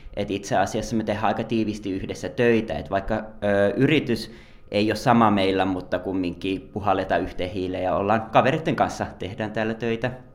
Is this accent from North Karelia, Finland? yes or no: yes; Joensuu, North Karelia, Finland; moved away as an adult; also born or lived in Lahti; now in Helsinki, Finland; mä oon tosiaan Joensuusta kotoisin ja lähtenyt opiskelemaan silloin 21-vuotiaana Lahteen